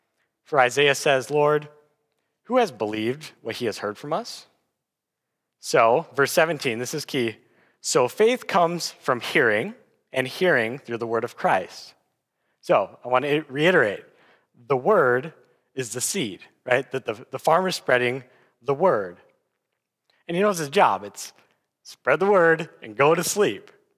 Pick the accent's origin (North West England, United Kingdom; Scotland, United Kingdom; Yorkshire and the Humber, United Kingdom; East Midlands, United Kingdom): Scotland, United Kingdom; Aberdeen; I'm from Aberdeen, but I'm definitely not a farmer, so I'm limited in my understanding here.